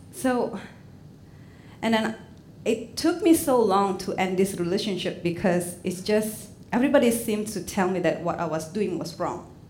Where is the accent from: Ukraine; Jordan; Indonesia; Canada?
Indonesia; English is a second language; moved away as an adult; now in Portland, United States; Back in Indonesia, I mean, I'm fluent in Indonesian and Chinese